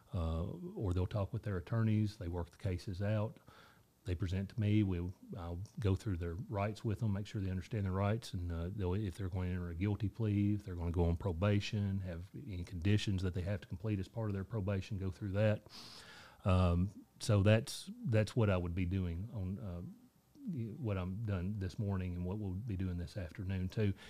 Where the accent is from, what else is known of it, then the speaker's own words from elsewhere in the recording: Dickson County, Tennessee, United States; I grew up here in Dixon County in, uh, nineteen ninety-two graduate of Dixon County High School